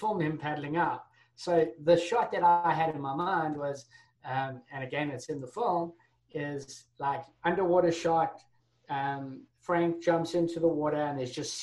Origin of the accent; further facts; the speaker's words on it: Durban, KwaZulu-Natal, South Africa; moved away as an adult; also born or lived in London; I grew up in South Africa. So I'm originally from South Africa